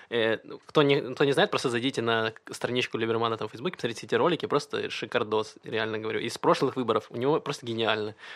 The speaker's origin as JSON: {"language": "Russian", "country": "Ukraine", "moved": "yes", "lives_now": "Israel", "said": "Допустим, я приехал из Украины, где очень часто новая власть пытается посадить всю старую"}